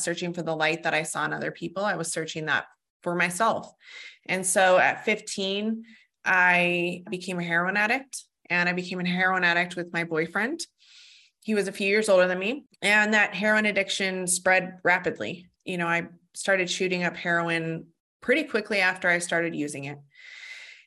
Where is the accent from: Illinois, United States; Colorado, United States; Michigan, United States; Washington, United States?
Colorado, United States; Fort Collins; I was born in Fort Collins, Colorado, and actually where I live now